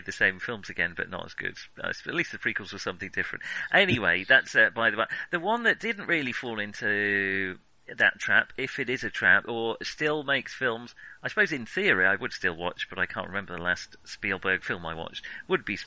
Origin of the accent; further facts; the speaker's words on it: United Kingdom; as British teens